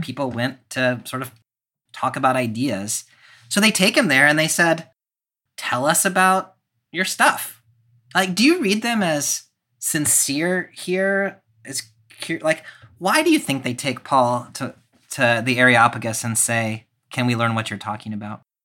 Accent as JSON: {"language": "English", "region": "the South", "country": "United States", "tie": "born or raised there", "said": "growing up in the South"}